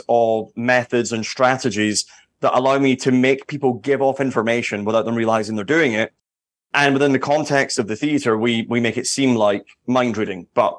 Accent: Edinburgh, Scotland, United Kingdom; now in Las Vegas, United States; I mean, I grew up in Edinburgh, in Scotland, where we have the Edinburgh Fringe Festival

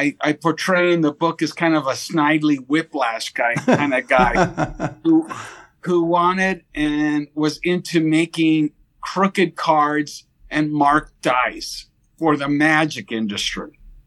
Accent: Monterey Park, California, United States; born there; I was born in Monterey Park. My father's actually born in Pennsylvania and then moved.

